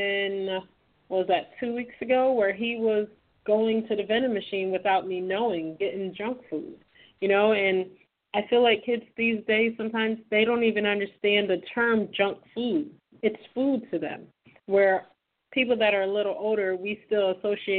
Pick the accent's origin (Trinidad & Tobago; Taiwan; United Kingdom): Trinidad & Tobago; moved away; my home country of Trinidad.